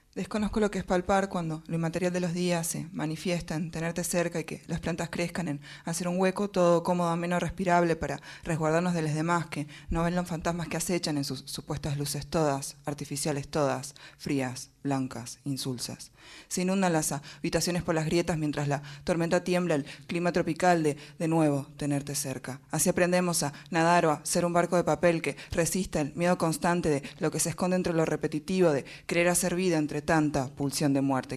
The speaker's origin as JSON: {"language": "Spanish", "region": "Tucumán", "country": "Argentina", "tie": "born or raised there", "also_born_or_lived": "Salta", "said": "yo nací en Tucumán, tuve una parte de mi infancia en Tucumán, pero otra parte en Salta. Y después ah, volví a Tucumán."}